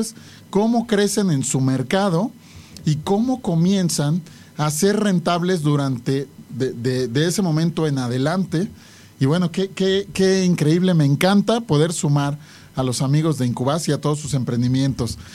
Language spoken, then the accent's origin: Spanish; Mexico; nosotros en lo personal como los mexicanos